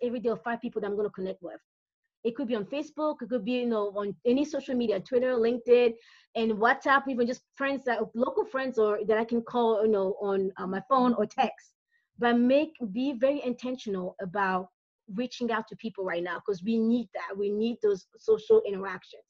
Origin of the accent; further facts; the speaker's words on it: Brazzaville, Republic of the Congo; now in Pennsylvania, United States; I'm originally from Brazzaville, Congo, so I'm from not South Central, that's PA, that's where I live now